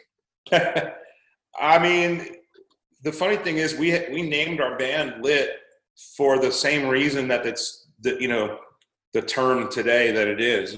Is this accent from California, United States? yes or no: yes; Anaheim, California, United States; we grew up in Anaheim